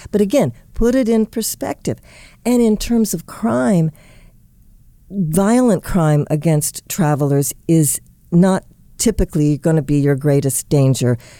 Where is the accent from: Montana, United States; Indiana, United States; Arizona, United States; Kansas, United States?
Indiana, United States; Indianapolis; my hometown of Indianapolis